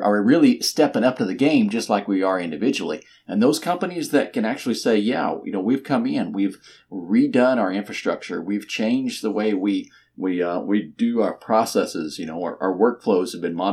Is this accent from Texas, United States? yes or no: yes; Texas, United States; I'm from Texas and we do think too much of ourselves